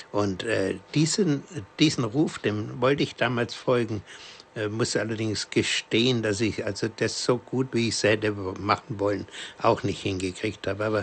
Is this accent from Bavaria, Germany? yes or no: yes; Bavaria, Germany; Ich komme ja selber aus der Diözese Bamberg und zwar aus dem nördlichsten Teil Coburger Land ist meine Heimat